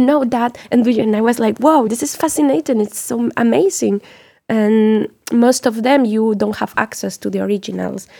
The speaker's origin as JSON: {"language": "English", "country": "Mexico", "also_born_or_lived": "France", "said": "as Mexican"}